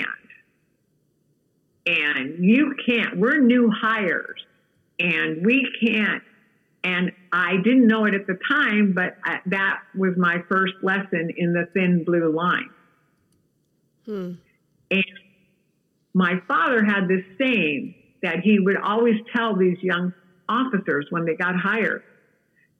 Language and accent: English; California, United States; the little town I was raised in California